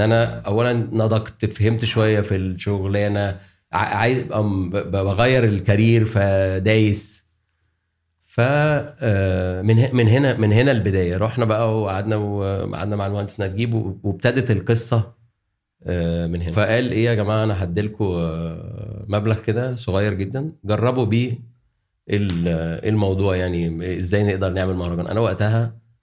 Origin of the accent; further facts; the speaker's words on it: Alexandria, Alexandria Governorate, Egypt; moved away as an adult; now in Cairo, Egypt; انا عشان اسكندراني